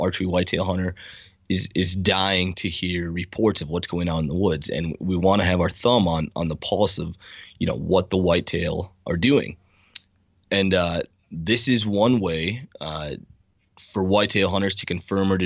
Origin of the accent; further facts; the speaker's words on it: South Dakota, United States; my home state of South Dakota